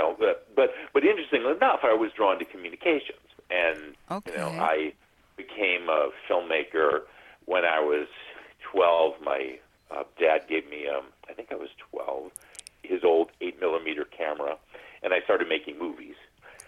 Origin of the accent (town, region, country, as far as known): New England, United States; born or raised there; moved away as an adult; now in California, United States